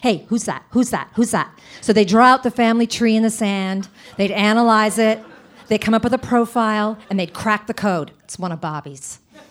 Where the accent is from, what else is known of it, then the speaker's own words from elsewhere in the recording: Providence, Rhode Island, United States; I grew up in Providence, Rhode Island